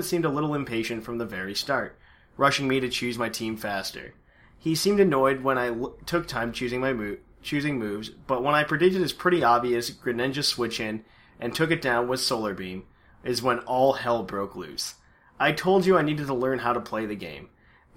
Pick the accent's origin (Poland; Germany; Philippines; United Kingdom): Poland; I'm Polish as well